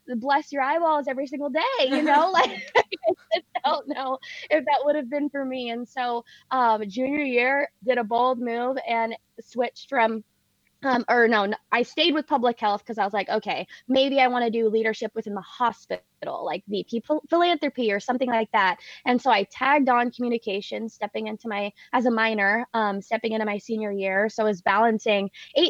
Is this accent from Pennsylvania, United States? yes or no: no; Oakland, California, United States; my mom has actually never moved from the house that I was brought to from the hospital. It's in a little town called Oakland, California